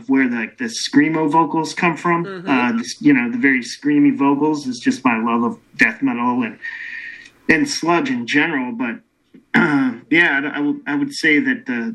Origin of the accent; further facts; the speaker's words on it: Ohio, United States; now in Chicago, United States; I'm from Ohio